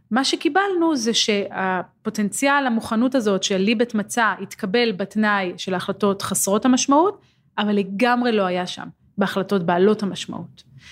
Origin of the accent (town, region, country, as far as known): Israel